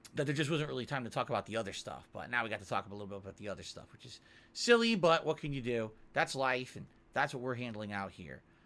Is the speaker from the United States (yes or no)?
yes; Connecticut, United States; moved away; I come from Connecticut.